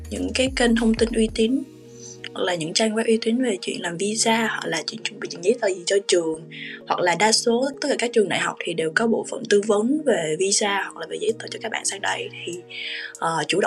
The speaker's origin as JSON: {"language": "Vietnamese", "country": "Vietnam", "said": "sau đó thì em giải thích cái điều mà em đến từ Việt Nam"}